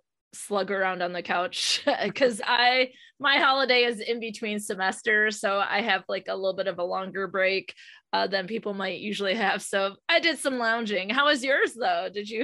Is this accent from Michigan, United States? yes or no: yes; Michigan, United States; I'm from Michigan and it's winter.